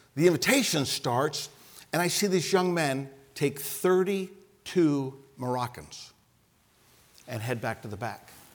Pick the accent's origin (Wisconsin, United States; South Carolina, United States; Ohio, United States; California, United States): Ohio, United States; I'm from Ohio.